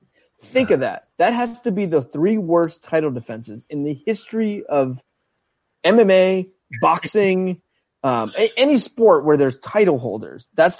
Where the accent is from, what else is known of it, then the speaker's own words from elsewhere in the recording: Northeast, United States; I'm from the Northeast, so sometimes I talk a little too fast